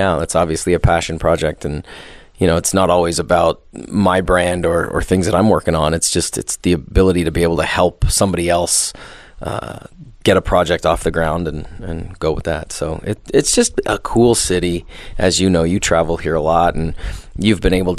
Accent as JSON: {"language": "English", "town": "Sault Ste. Marie", "region": "Ontario", "country": "Canada", "tie": "born or raised there", "also_born_or_lived": "New York City, United States", "moved": "as an adult", "lives_now": "Las Vegas, United States", "said": "I moved from Sault Ste. Marie to New York City when I was 19 years old"}